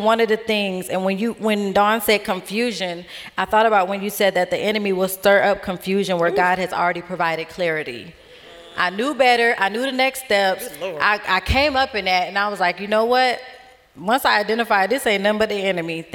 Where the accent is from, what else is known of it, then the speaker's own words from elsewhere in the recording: Florida, United States; moved away as an adult; We were in Florida, and we're from Florida. We moved here after my mom convinced us to.